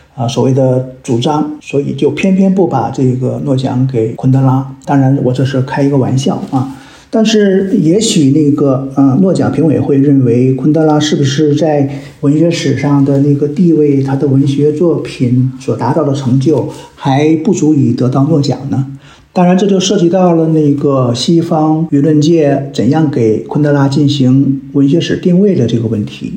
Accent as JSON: {"language": "Chinese", "country": "China", "said": "我们中国人可能都对历史有一种崇拜感，啊，因为我们民族历史源远流长"}